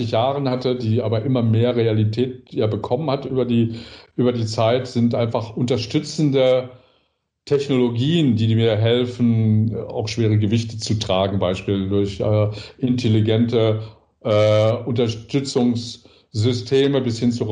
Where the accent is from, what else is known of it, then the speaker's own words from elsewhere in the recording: North Rhine-Westphalia, Germany; Ich sage immer das, ich bin ja aus dem Ruhrgebiet.